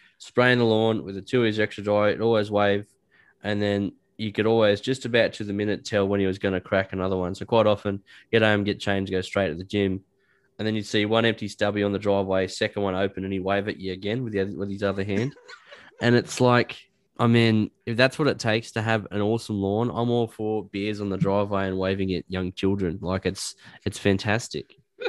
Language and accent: English; West Wallsend, New South Wales, Australia; also born or lived in England; I grew up in West Wales then, and there was a guy around the corner from my mum's place that always had immaculate lawn.